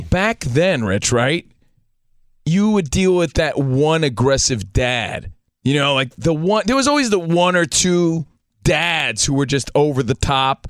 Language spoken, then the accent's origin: English; Union, New Jersey, United States; just a kid, little kid from Union, New Jersey